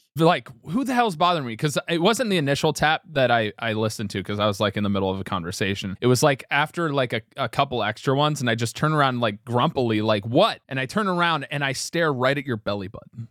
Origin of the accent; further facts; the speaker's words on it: Milford, United States; me and you never were really ingrained in the system throughout our entire youth growing up in the Milford system.